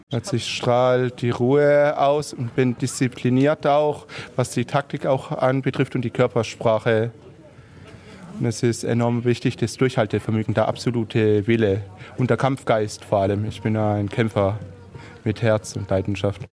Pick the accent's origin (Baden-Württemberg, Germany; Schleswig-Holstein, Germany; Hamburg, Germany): Baden-Württemberg, Germany; Heilbronn; bin 31 Jahre alt, ich komme aus Heilbronn und spiele Fußball